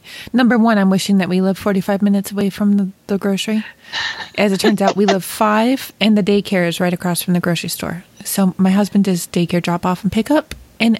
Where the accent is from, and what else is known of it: Western New York, United States; moved away; also born or lived in Chicago